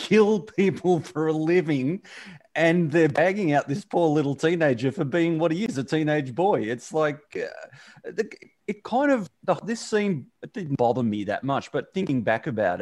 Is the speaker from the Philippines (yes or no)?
no; Australia; my teen years as a Aussie male coming into adulthood